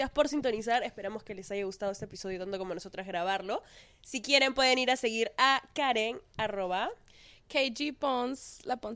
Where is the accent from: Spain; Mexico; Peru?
Peru; now in Miami, United States; Yo, o sea, yo crecí en Perú y no siento que haya encontrado una fiesta que tenga ese vibe.